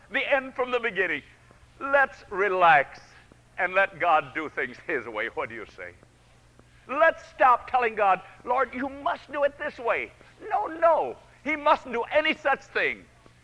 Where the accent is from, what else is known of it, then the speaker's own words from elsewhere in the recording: Lincoln Center, New York, United States; New York. That's my hometown